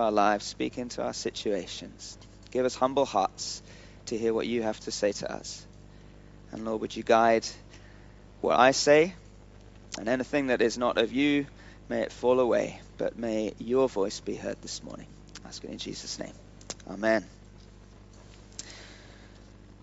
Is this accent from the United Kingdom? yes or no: yes; United Kingdom; now in Pakistan; we're British, and God's taken us to Pakistan.